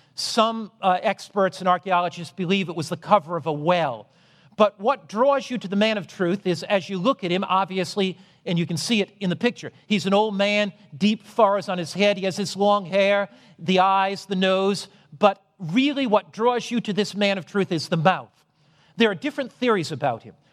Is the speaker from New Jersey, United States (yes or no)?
no; Norwich, Connecticut, United States; when I was a boy, I was brought up in Norwich, Connecticut